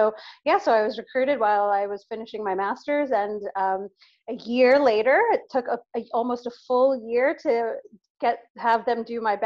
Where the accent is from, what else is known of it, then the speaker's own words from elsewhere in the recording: New York, United States; as a New Yorker, I was, you know, literally I was a senior at university, finishing my last year at university in New York